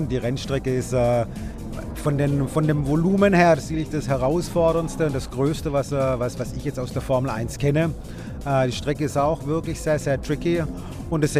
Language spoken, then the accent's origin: German; Swabia, Baden-Württemberg, Germany; Als Schwabe